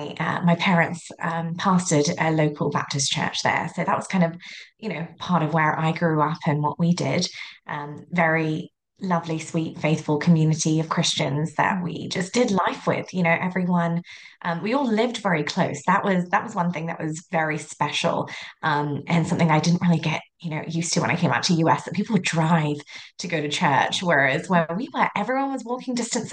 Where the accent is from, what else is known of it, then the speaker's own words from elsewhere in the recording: United Kingdom; moved away as an adult; also born or lived in India / California, United States; now in Riverton, Utah, United States; I was born in India, and at 5 years old, my family, we all moved to England, and that's where I spent most of my, all of my schooling, went through both my degrees